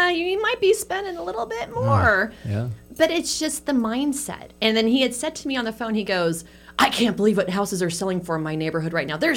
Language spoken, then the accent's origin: English; San Francisco, California, United States; moved away; I grew up in San